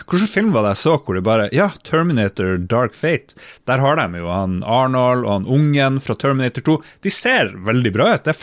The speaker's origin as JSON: {"language": "Norwegian", "town": "Harstad", "region": "Troms", "country": "Norway", "said": "Vi er jo fra Harstad begge to."}